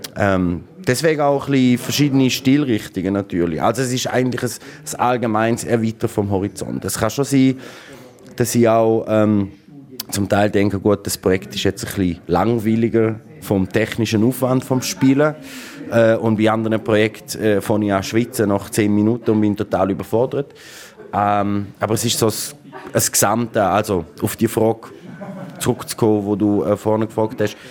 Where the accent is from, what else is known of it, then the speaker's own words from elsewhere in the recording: Graubünden, Switzerland; now in Berlin, Germany; als Bündner